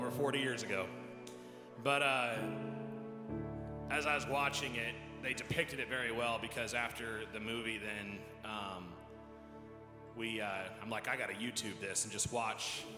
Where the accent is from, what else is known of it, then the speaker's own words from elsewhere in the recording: United States; as an American